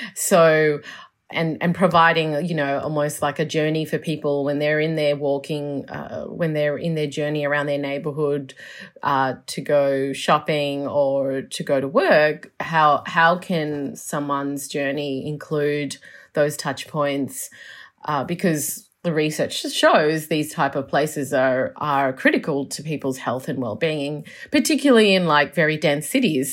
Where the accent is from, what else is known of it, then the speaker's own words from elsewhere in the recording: Melbourne, Victoria, Australia; also born or lived in Chicago / New York; I'm from Melbourne, so this is home, home